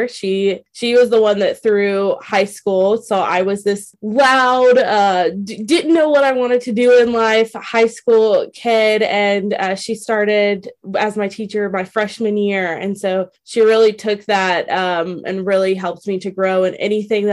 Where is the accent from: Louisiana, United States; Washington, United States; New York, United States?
Louisiana, United States; moved away as an adult; now in Virginia, United States; I'm from Louisiana